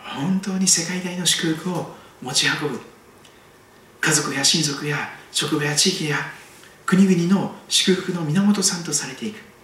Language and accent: Japanese; Kochi, Japan; moved away as an adult; also born or lived in Nankoku, Kochi / Toyohashi, Aichi; 高知県の高知市で生まれました